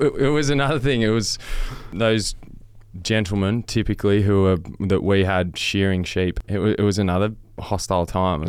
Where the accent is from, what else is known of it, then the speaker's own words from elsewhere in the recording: Western Victoria, Australia; I grew up on, you know, hundreds of acres in Western Victoria